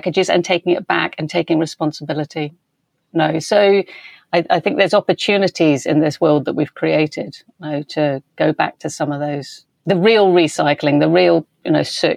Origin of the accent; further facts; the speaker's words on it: West Country, South West England, United Kingdom; moved away; I grew up in the West Country